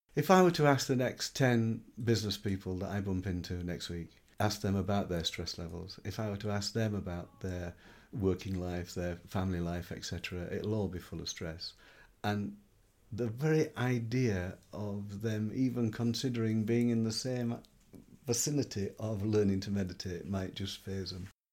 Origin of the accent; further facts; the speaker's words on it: Yorkshire and the Humber, United Kingdom; I'm a Yorkshireman, so I live in the north of England. I lived there for all of 50 years